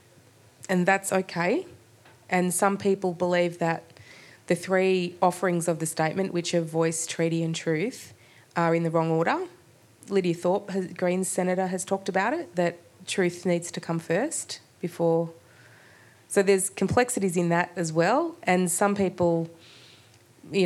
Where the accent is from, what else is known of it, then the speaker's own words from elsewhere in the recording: Port Fairy, Victoria, Australia; also born or lived in Melbourne; I've always lived in Victoria. I was born here in Naam, in Melbourne, and grew up down on Gunditjmara country in Port Fairy.